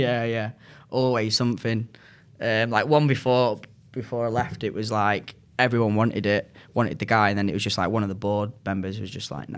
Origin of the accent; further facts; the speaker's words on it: Manchester, North West England, United Kingdom; accent: northern; also born or lived in United States; I'm from Manchester